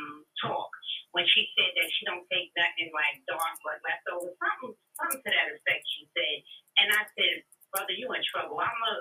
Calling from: New Jersey, United States; I'm from New Jersey.

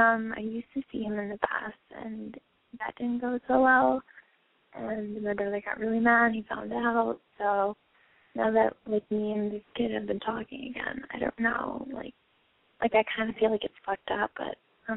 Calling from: New York, United States; Hi, I'm from New York

